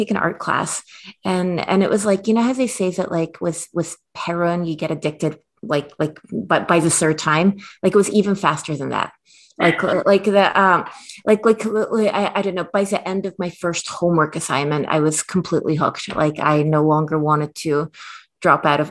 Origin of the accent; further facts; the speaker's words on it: Minsk, Belarus; now in United States; I was born in Belarus